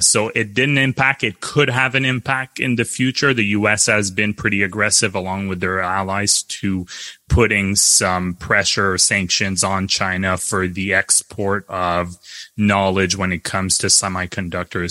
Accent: Canada; as a Canadian

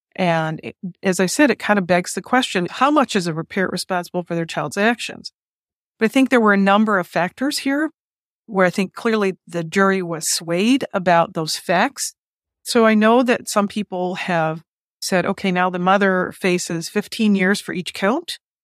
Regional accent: Detroit, Michigan, United States; my hometown, Detroit, Michigan

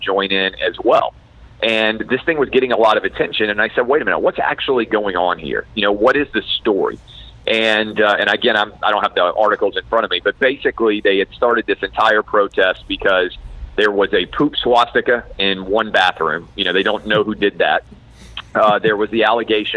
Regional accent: Nashville, Tennessee, United States; my hometown of Nashville

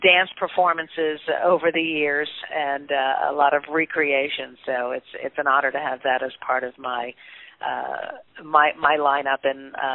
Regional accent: New York, United States; growing up in New York, I was, you know, at Syracuse as a musical theater major.

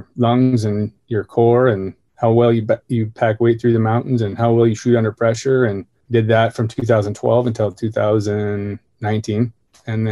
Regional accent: Bonners Ferry, Idaho, United States; I was born in North Idaho, small town called Bonner's Ferry

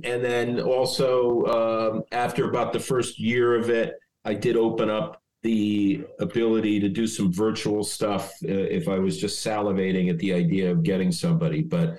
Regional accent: Stamford, Connecticut, United States; moved away as an adult; also born or lived in Dayton, Ohio; I grew up in Stamford, Connecticut.

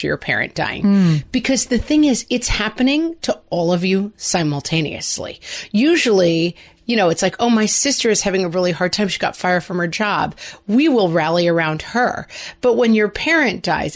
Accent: New York, United States; as New Yorkers

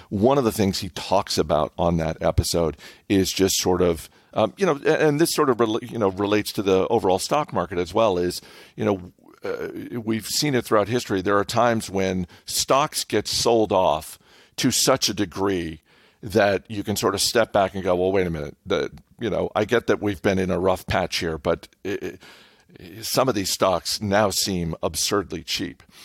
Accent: New England, United States; I grew up in New England

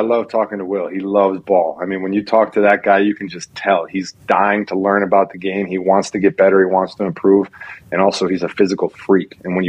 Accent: Texas, United States; I mean, I'm obviously a Texan. I'm being honored by the Texans.

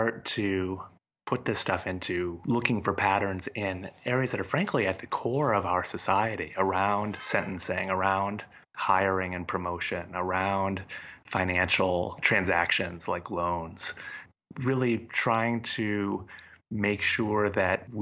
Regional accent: United States; as an American

